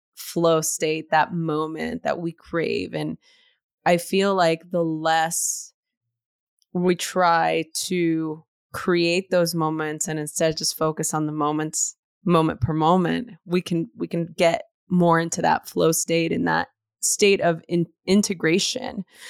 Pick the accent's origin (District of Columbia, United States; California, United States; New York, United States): California, United States; Los Angeles; growing up in East L